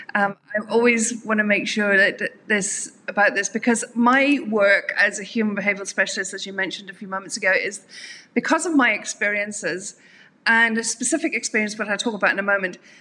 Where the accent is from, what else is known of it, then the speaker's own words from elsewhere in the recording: Dublin, Leinster, Ireland; moved away as an adult; also born or lived in South Africa; I'm uh, from Ireland. Originally, I, I, spent most of my adult life in South Africa, but um, originally from Ireland.